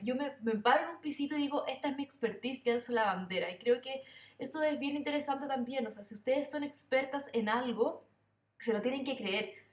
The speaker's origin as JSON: {"language": "Spanish", "country": "Chile", "said": "yo soy más chilena que los porotos"}